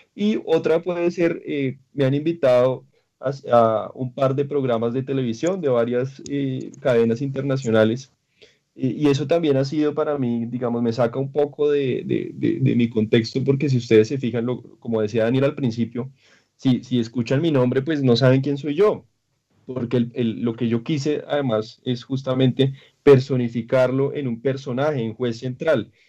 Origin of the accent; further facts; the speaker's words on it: Colombia; yo soy de Colombia